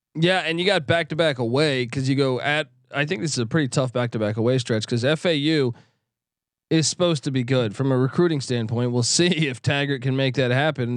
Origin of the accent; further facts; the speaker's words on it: East Coast, United States; now in Los Angeles, United States; I grew up on the East Coast.